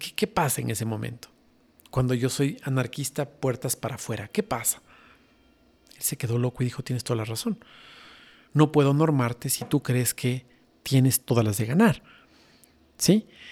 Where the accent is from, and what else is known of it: Ecuador